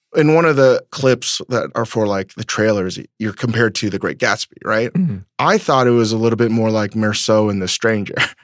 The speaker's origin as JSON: {"language": "English", "country": "United States", "tie": "born or raised there", "said": "the environment that I grew up in in America with parents that were trying to figure out the immigrant experience"}